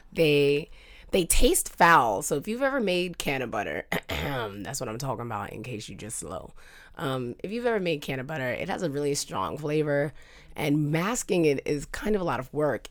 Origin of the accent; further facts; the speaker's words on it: New York, United States; moved away; I'm a New Yorker.